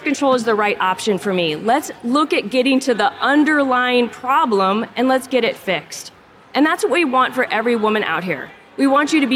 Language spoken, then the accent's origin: English; Omaha, Nebraska, United States; I am from Omaha, Nebraska.